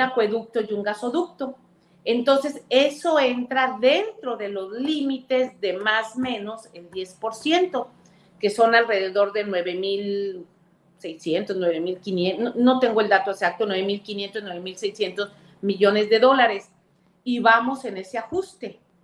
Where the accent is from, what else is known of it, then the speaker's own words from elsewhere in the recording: Veracruz, Mexico; yo voy constantemente a Veracruz, es mi tierra, bueno, soy senadora de mi estado